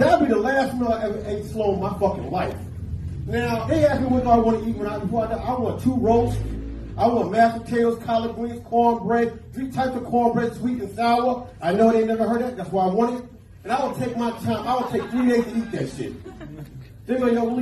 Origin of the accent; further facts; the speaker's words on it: New York, United States; We're from New York